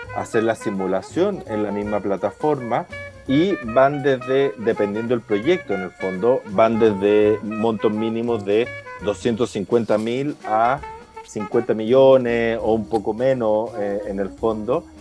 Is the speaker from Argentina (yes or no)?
no; Chile; los chilenos, las empresas y las personas estamos endeudados